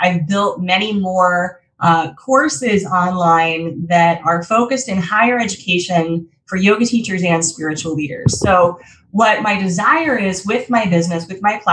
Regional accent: Colorado, United States; moved away; I'm originally from Colorado, so I used to teach in Denver a lot.

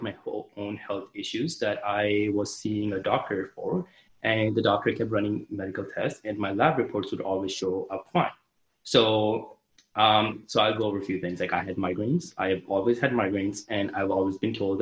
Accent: Canada; I'm from Canada, so I applied to Canadian med schools

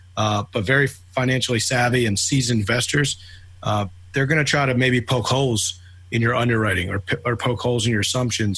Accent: Philadelphia, Pennsylvania, United States; moved away as an adult; now in Atlanta, United States; born and raised in Philadelphia. I've been in Atlanta, Georgia now for uh, about six and a half years

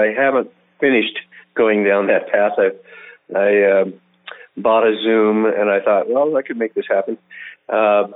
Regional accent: Reno, Nevada, United States; now in Utah, United States; my hometown of Reno

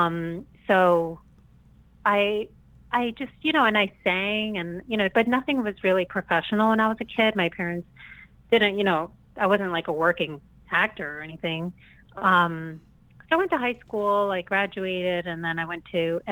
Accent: New Jersey, United States; I am originally from New Jersey

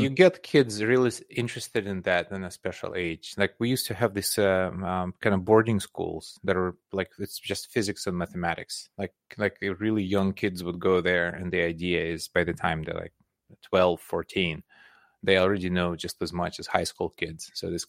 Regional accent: Belarus; English is a second language; also born or lived in Soviet Union; So I grew up in Soviet Union. So okay. It was a completely different country. It was much bigger, and Russia was just one of 15 different republics within that country. But in Soviet Union, I was born in Belarus, which is now a separate country.

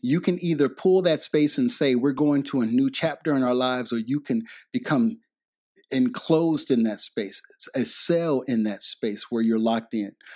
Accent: Detroit, Michigan, United States; I grew up in Detroit, Michigan

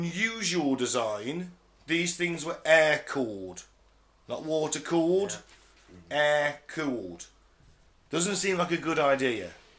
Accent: North West England, United Kingdom; Cumbria. I'm from Cumbria.

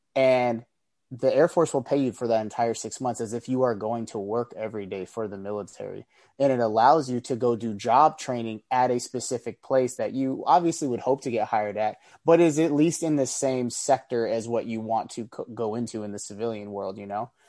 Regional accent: San Francisco Bay Area, California, United States; originally, I'm from the Bay Area, San Francisco Bay Area, California.

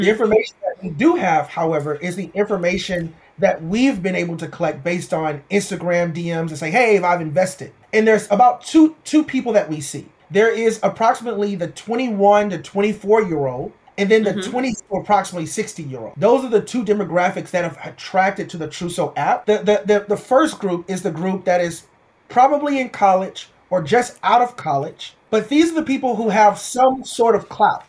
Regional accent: Houston, Texas, United States; I'm originally from Houston, Texas, born and raised in Houston, Texas

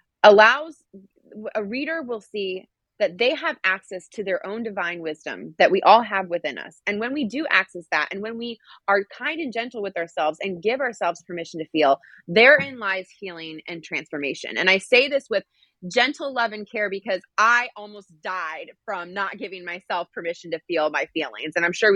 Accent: Schweinfurt, Bavaria, Germany; born there; also born or lived in California / Washington, D.C.; I grew up in a military family, very proud military family. I was born in Schweinfurt, Germany. We lived in California. Ended up in DC

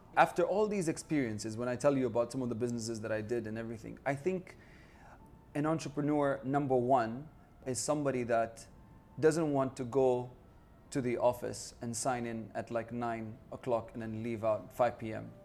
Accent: United Arab Emirates; I'm from the United Arab Emirates

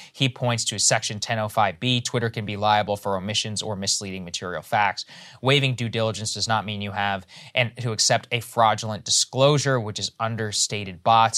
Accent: Texas, United States; moved away; back in my home state

